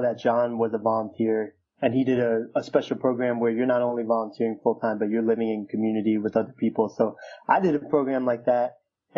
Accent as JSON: {"language": "English", "town": "New York City", "region": "New York", "country": "United States", "tie": "born or raised there", "said": "I was born in 1986 in Queens, New York."}